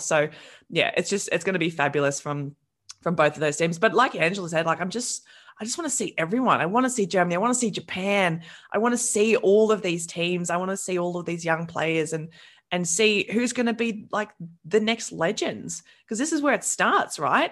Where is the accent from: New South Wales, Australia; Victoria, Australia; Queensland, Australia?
New South Wales, Australia; I'm from New South Wales